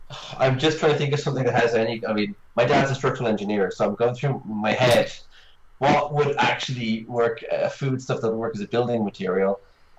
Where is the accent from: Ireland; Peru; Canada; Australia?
Ireland; I'm Irish